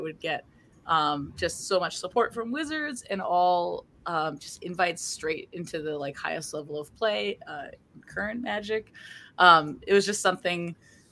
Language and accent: English; Vancouver, British Columbia, Canada; I am from Vancouver, British Columbia